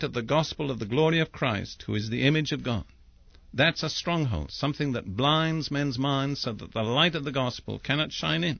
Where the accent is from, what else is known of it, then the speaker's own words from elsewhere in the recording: England, United Kingdom; I'm English by background